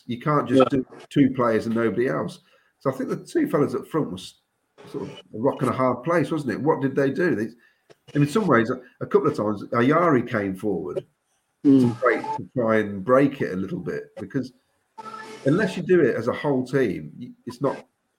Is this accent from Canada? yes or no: no; United Kingdom; okay, he's American. We're British. He should be able to settle in.